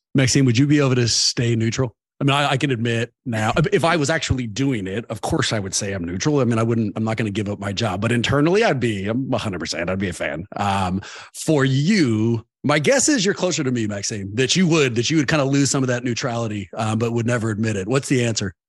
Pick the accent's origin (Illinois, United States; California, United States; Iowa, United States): California, United States; Oakland; I grew up in Oakland